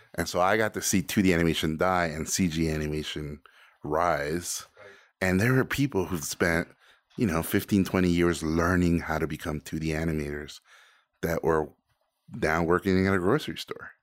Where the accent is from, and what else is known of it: Tijuana, Baja California, Mexico; born or raised there; first language Spanish; English is a second language; also born or lived in Mexico City; now in United States